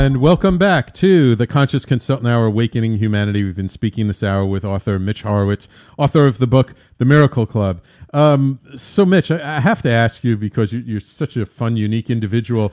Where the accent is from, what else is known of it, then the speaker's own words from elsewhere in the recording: New York City, New York, United States; also born or lived in Manhattan; born in Manhattan, I grew up in the Bronx, but now I'm in Manhattan, too